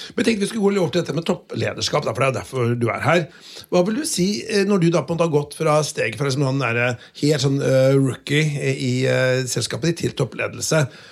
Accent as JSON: {"language": "Norwegian", "town": "Notodden", "region": "Vestfold og Telemark", "country": "Norway", "said": "jeg er fra Notodden"}